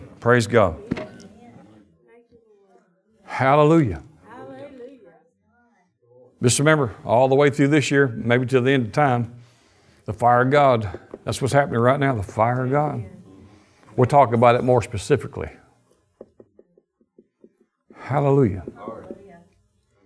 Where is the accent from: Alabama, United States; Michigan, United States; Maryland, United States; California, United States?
Alabama, United States; we're from Alabama